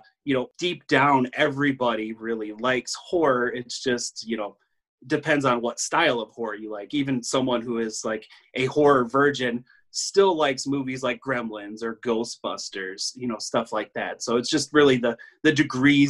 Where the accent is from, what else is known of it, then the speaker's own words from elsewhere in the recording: Northwest Illinois, United States; also born or lived in near Chicago, Illinois; now in Chicago area, United States; I'm from Northwest Illinois.